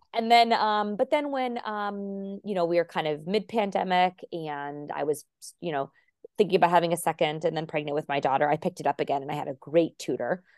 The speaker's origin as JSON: {"language": "English", "region": "Arizona", "country": "United States", "tie": "born or raised there", "also_born_or_lived": "Warwick, Rhode Island", "first_language": "English", "moved": "yes", "said": "we lived and grew up in Arizona"}